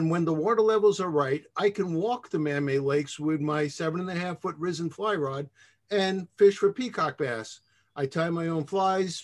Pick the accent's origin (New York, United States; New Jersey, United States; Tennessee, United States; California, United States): New York, United States; Long Island; moved away as an adult; now in Florida, United States; I grew up on Long Island. That explains the accent. And yes, I have an accent